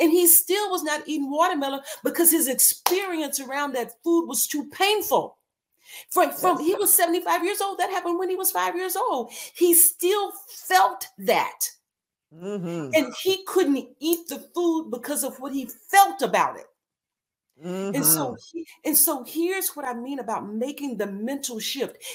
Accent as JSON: {"language": "English", "region": "Texas", "country": "United States", "tie": "born or raised there", "said": "I grew up in Texas, in the country."}